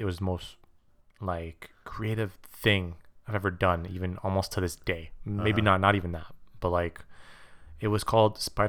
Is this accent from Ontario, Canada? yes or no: no; Quebec, Canada; I'm French. I'm from Quebec.